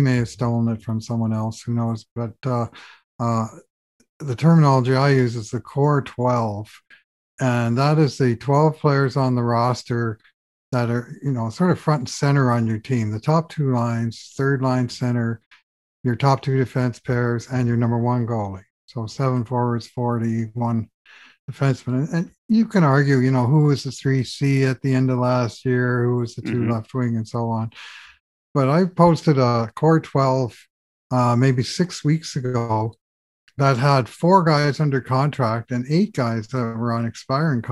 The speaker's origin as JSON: {"language": "English", "town": "St. John's", "region": "Newfoundland and Labrador", "country": "Canada", "tie": "born or raised there", "moved": "yes", "said": "I'm from St. John's, Newfoundland. So I grew up with the water"}